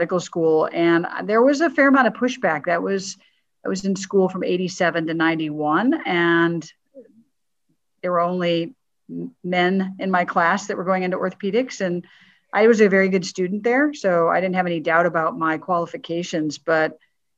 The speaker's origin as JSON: {"language": "English", "town": "St. Louis", "region": "Missouri", "country": "United States", "tie": "born or raised there", "said": "I'm a Midwestern kid. I grew up in St. Louis, Missouri."}